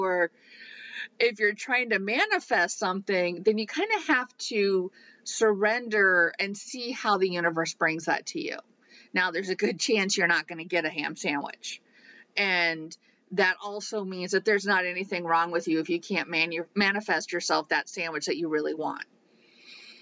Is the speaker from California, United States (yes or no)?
no; Iowa, United States; growing up in Iowa